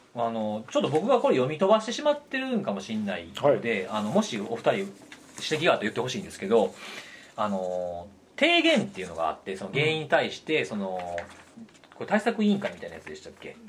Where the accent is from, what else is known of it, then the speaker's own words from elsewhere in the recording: Kansai, Japan; 僕関西出身で隣の県